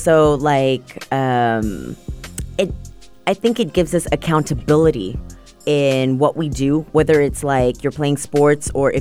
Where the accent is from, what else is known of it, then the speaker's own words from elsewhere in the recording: Malaysia; moved away; I was born and raised in Malaysia